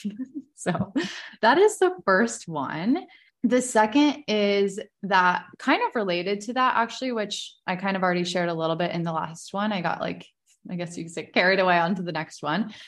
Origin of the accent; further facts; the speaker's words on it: Virginia, United States; I'm twenty-nine, I was born in Virginia